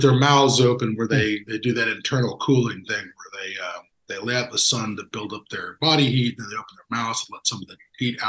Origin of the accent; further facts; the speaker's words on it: Central Florida, United States; I was from Central Florida